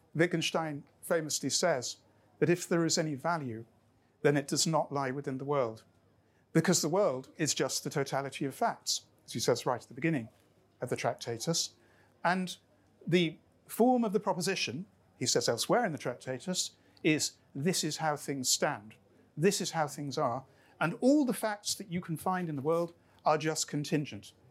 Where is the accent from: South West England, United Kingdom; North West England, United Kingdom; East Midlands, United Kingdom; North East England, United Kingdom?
North West England, United Kingdom; Lancashire; now in Scotland, United Kingdom; I grew up in Lancashire, where we were dominated by the Industrial Revolution because Lancashire kind of invented it. Before I was Scottish, I was Lancastrian.